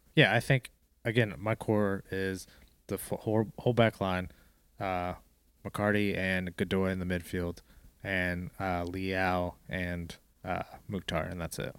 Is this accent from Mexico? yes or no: no; Fort Lauderdale, Florida, United States; moved away; I'm from Florida, South Florida, Fort Lauderdale